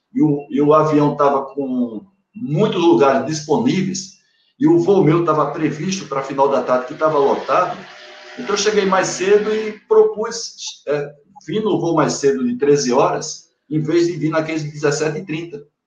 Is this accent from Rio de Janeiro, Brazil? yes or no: no; Paraíba, Brazil; moved away; also born or lived in Bahia; Sou paraibano, mas tenho um pedacinho meu da Bahia